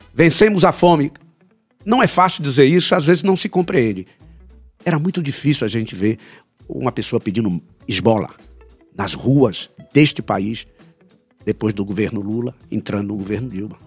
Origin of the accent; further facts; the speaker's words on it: Brazil; nós que somos brasileiros